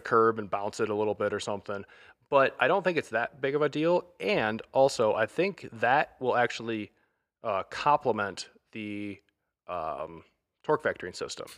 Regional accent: Michigan, United States; I'm from Michigan

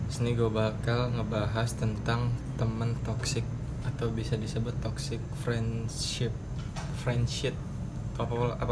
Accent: Bogor, West Java, Indonesia; gue orang Bogor agama gue agama sebelum Wali Songo

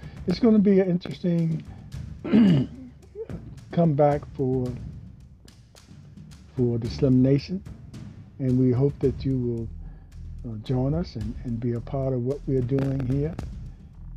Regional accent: Hampton Roads area, Virginia, United States; also born or lived in Richmond, Virginia / Portsmouth, Virginia; I was from Virginia, and what a mixture there. I was a little naive guy leaving home for the first time, not far from my home, from the Hampton Roads area to Richmond

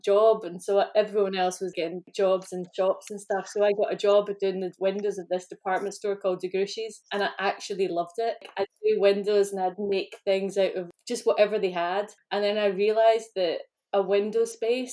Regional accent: Glasgow, Scotland, United Kingdom; I grew up in Glasgow in a place called Old Kilpatrick, which is on your way up to Loch Lomond

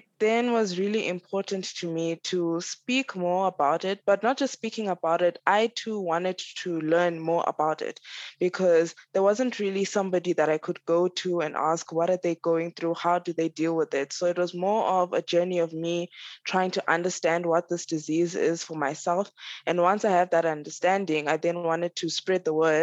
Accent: DR Congo; now in South Africa; I'm currently living in South Africa, but I'm originally from Congo, DRC.

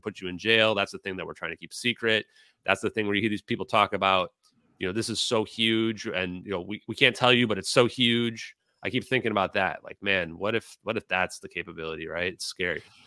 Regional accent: United States; I'm a healthy American

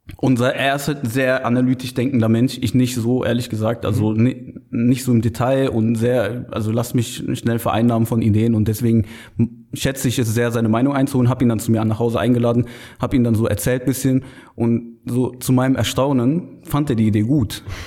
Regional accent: Düren, North Rhine-Westphalia, Germany; also born or lived in Aachen; gebürtiger Aachener, äh, aber in Düren aufgewachsen, im nahen und sehr, sehr schönen Düren

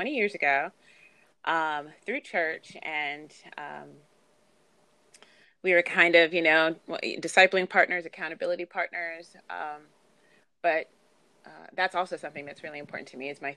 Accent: United States; my parents are Nigerian, but I was born in the United States

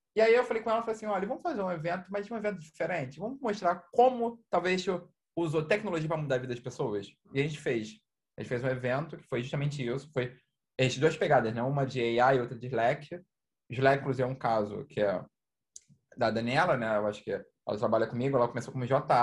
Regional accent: Rio de Janeiro, Brazil; eu sou aqui do Rio.

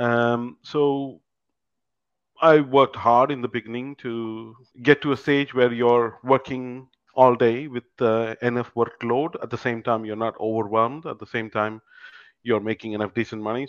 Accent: India; moved away as an adult; also born or lived in United Kingdom; now in Canada; I'm originally from India

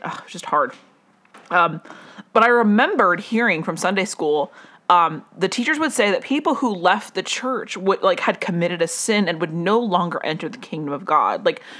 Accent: Colombia; also born or lived in Las Vegas, United States; I did grow up in Colombia, but that's not what I'm trying to say. I grew up in Las Vegas for a little while.

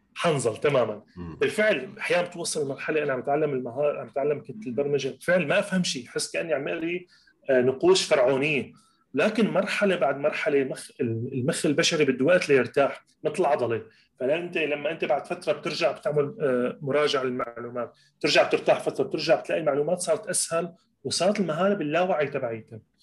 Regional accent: Latakia, Latakia Governorate, Syria; moved away as an adult; رجعت على اللاذقيه على مدينتي اللاذقيه

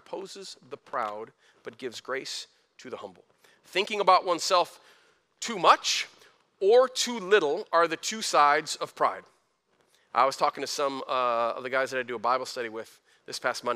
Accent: Flint, Michigan, United States; I was a kid from Flint, graduated high school with a 2.5

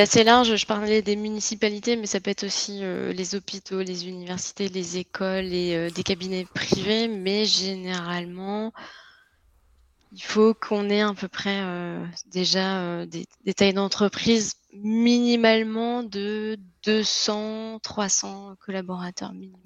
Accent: Lille, Hauts-de-France, France; accent: French; moved away as an adult; now in Quebec, Canada; je suis de France et euh, plus précisément de Lille, donc c'est le nord de la France, près de la Belgique

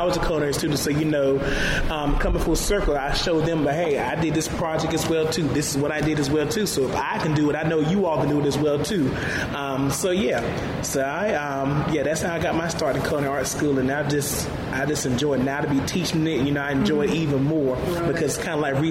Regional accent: Middlesex, North Carolina, United States; I'm from Middlesex, North Carolina, so I'm a country Bama

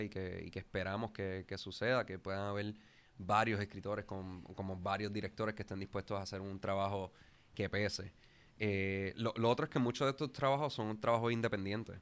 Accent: Puerto Rico; soy actor puertorriqueño ya como unos 13 años

